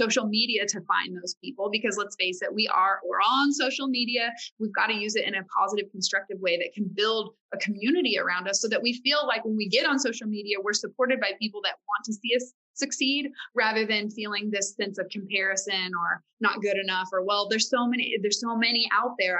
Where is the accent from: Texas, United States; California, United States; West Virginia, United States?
Texas, United States; Farmersville; I grew up in Farmersville, Texas